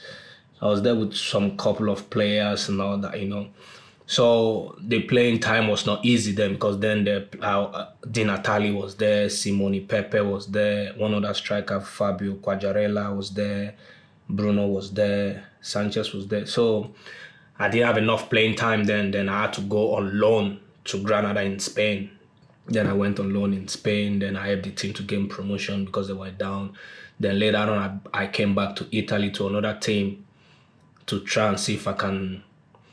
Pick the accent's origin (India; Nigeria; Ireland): Nigeria; Lagos; moved away as an adult; also born or lived in Norway / Manchester; I was born and brought up in Ajegunle